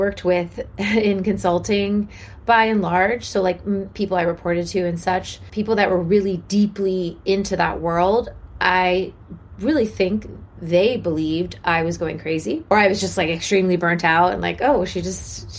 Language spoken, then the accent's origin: English; Washington, District of Columbia, United States; I grew up in Washington, D.C. to two parents who were very politically active